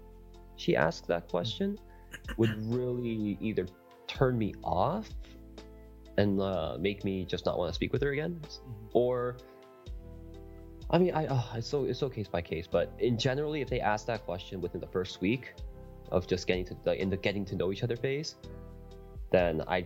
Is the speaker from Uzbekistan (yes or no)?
no; Canada; also born or lived in South Korea; I was actually born in Korea, but I moved at a really young age, and I am Canadian, so I'm not American